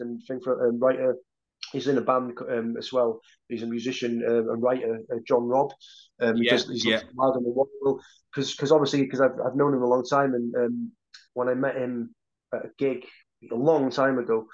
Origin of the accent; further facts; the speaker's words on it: Holyhead, Wales, United Kingdom; the same town that I grew up in on Holy Island, in Holyhead